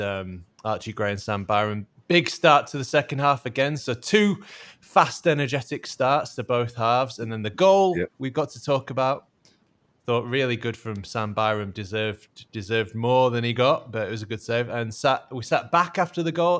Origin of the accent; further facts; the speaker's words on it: Yorkshire and the Humber, United Kingdom; especially as a as a Yorkshireman